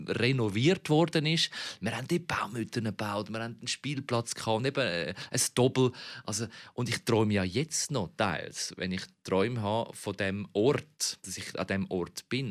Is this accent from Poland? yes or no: no; Zurich, Switzerland; Ich bin in der Glaubterstraße 112, das ist so eine Blocksiedlung, aufgewachsen